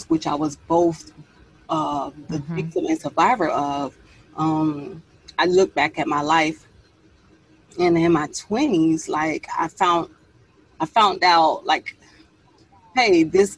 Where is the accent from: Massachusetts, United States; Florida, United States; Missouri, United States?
Florida, United States; Miami; Miami-Dade County, born and raised, the 305